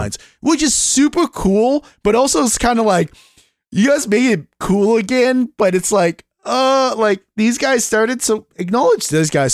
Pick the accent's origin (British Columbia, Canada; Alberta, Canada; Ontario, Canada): British Columbia, Canada; Vancouver; Back in the nineties when I was growing up in Canada with my parents and everything. My dad was part of a union, um, it was a company called Western Bakery back in, uh, Vancouver